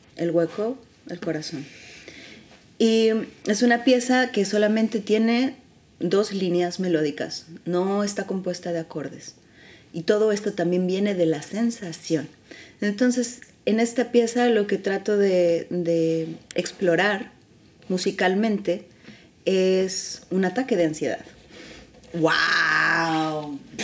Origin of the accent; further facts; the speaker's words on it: San Luis Potosí, Mexico; moved away as an adult; also born or lived in Mexico City; now in Barcelona, Spain; San Luis, que es donde yo nací.